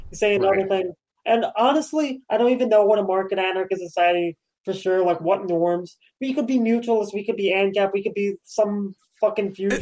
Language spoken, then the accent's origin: English; New York, United States; being a New Yorker